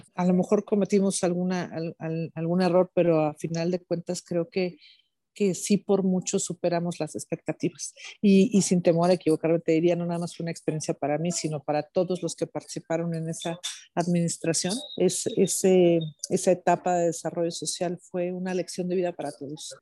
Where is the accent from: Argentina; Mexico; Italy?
Mexico; mi país